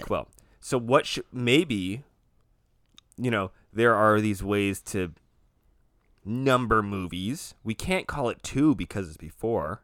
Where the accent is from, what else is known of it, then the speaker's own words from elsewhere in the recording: United States; I'm an American